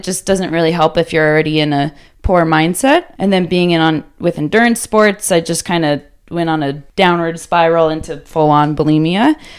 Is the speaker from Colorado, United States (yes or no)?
yes; Littleton, Colorado, United States; Littleton, Colorado, super close.